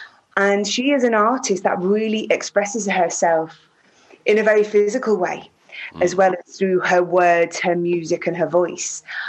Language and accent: English; Prescot, North West England, United Kingdom; born there; I was born in Whiston Hospital, which is in Prescott, which is just outside Liverpool.